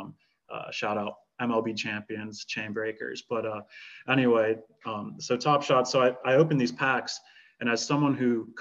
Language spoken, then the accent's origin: English; United States; as an American